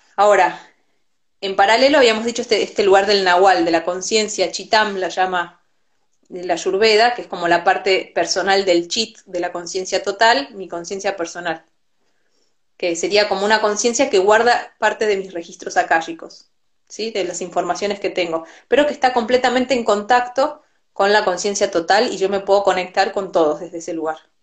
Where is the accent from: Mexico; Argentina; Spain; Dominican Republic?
Argentina; Yo nací en Argentina y conozco un montón de esta cultura porque me tocó nacer acá